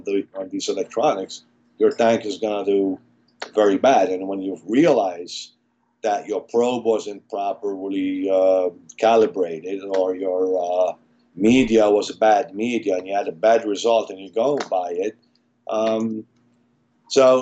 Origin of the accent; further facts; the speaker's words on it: Malta; moved away; I'm actually from Malta, small island in Europe, in the middle of the Mediterranean, where I was in a biology class